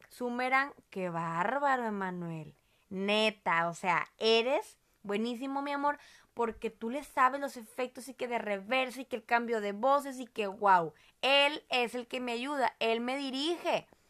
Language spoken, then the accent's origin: Spanish; Monterrey, Nuevo León, Mexico; accent: regio; yo soy de Monterrey, somos de Monterrey, orgullosamente regiomontanos